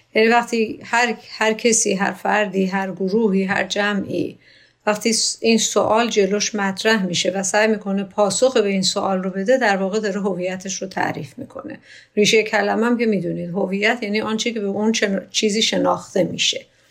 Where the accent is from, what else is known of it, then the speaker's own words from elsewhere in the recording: Iran; من ایرانی هستم